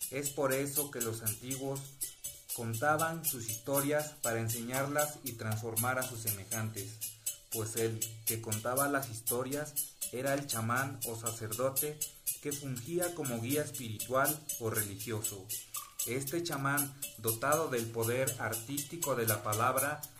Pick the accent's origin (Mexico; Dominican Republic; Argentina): Mexico; habla de nosotros, ¿no? Eh, de nosotros como mexicanos, habla de nuestros inicios como eh, de nuestra raíz que es la mexicana